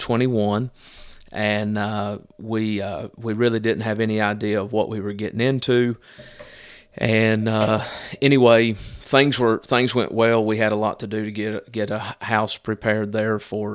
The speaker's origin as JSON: {"language": "English", "region": "Virginia", "country": "United States", "tie": "born or raised there", "lives_now": "Carthage, United States", "said": "I was born and raised up in Southwest Virginia, grew up there. I got saved at the age of 24, and then shortly after that moved to Carthage to attend our church there, Cornerstone."}